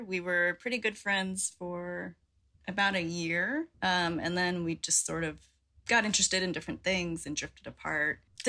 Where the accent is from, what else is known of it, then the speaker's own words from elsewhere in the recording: Northern Virginia, United States; moved away as an adult; now in New Zealand; I grew up in Northern Virginia, right outside of DC, where Brian and I first met. And then after college, I moved to Albuquerque, New Mexico. Then I moved to Nashville, Tennessee. Then I started travel nursing. So I've also lived in Louisiana, Baltimore.